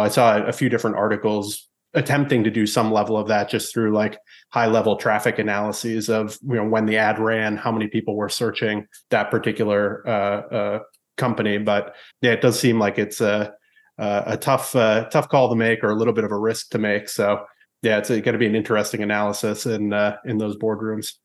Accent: New England, United States; growing up in New England

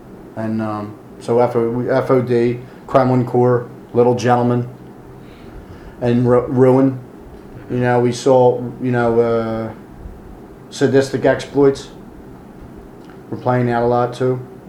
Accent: Minneapolis, Minnesota, United States; Oh, we're from Minneapolis, man. We know about Bob Backlund.

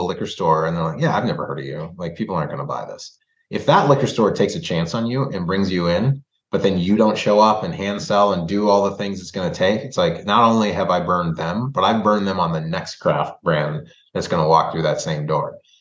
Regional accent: Minnesota, United States; also born or lived in Indianapolis, Indiana / Bloomington, Indiana; when I moved to Minnesota, I moved from Bloomington, right? I didn't grow up in Indianapolis, but I, you know, was in Bloomington until I was 8 years old. So I still have, there's still like some vestiges of Hoosier in me.

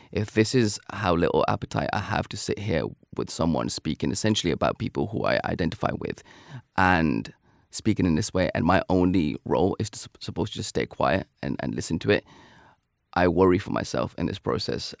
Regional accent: United Kingdom; being a British Pakistani

